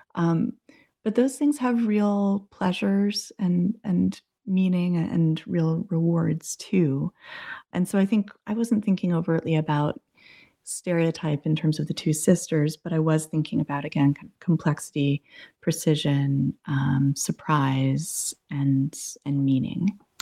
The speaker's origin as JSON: {"language": "English", "region": "New England", "country": "United States", "tie": "born or raised there", "also_born_or_lived": "Massachusetts / Boston / Arizona", "moved": "as an adult", "said": "I grew up in New England, went to college in Massachusetts, and then worked in Boston for a number of years, and then I moved to Arizona"}